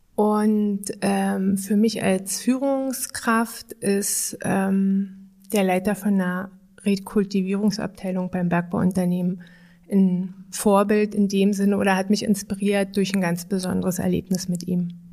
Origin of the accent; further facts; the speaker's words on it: Germany; ich bin ja in der Lausitz geboren